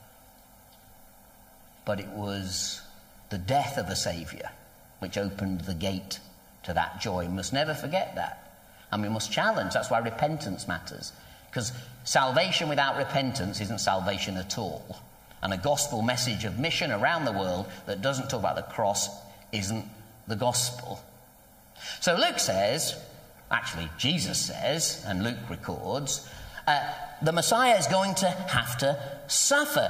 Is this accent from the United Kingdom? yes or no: yes; United Kingdom; We're very British